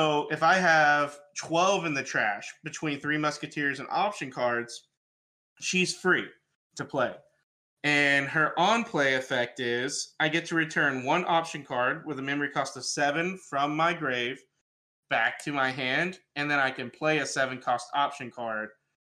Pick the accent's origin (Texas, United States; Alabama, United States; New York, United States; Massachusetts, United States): Alabama, United States; moved away as an adult; now in Tennessee, United States; I'm from Alabama